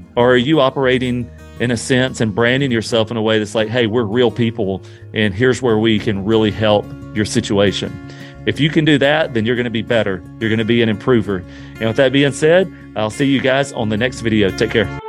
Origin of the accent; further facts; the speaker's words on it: Louisiana, United States; moved away; I'm originally from Louisiana, and not far from my hometown